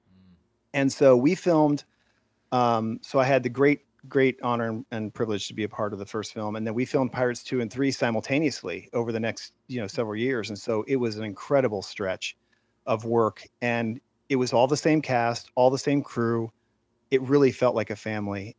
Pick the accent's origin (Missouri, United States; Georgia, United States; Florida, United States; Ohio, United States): Florida, United States; Central; moved away as an adult; now in California, United States; I grew up in Central Florida